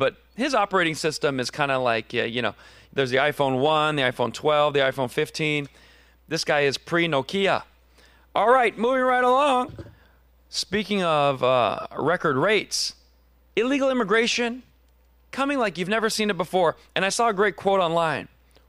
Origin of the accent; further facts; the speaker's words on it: Scranton, Pennsylvania, United States; I'm from Scranton, Pennsylvania, not a joke.